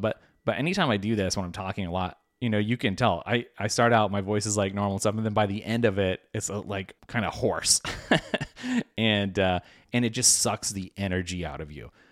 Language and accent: English; United States; as an American